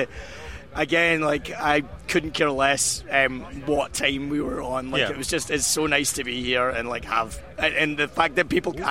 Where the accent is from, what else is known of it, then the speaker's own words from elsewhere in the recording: Airdrie, Scotland, United Kingdom; it's a place called Airdrie, just outside Glasgow. Airdrie is just a small town.